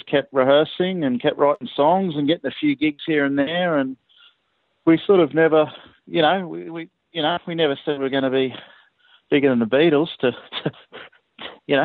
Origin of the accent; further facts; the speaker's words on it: Brisbane, Queensland, Australia; we're all from Brisbane. We've always played in Brisbane